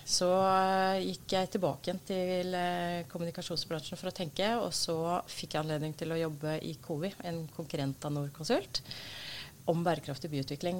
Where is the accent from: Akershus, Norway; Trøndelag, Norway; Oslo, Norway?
Oslo, Norway; er født og oppvokst i Oslo